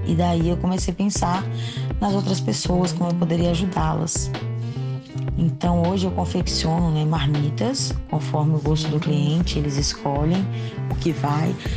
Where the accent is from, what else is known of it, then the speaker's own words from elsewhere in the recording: Brasília, Federal District, Brazil; Eu sou aqui de Brasília